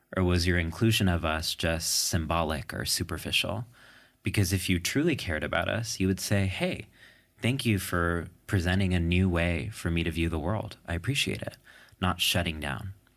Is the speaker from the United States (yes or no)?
yes; New York City, New York, United States; when I say I'm from New York, what I mean is specifically a New York City diner table